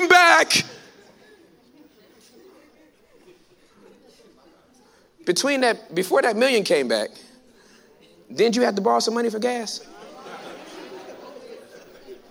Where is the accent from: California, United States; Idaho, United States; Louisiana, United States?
California, United States; moved away as an adult; now in Texas, United States; I'm from California